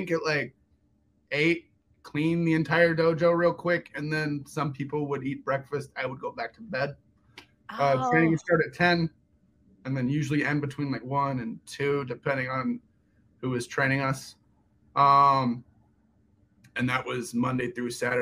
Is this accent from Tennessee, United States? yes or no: no; Peachtree City, Georgia, United States; born or raised there; also born or lived in Germany / Atlanta, Georgia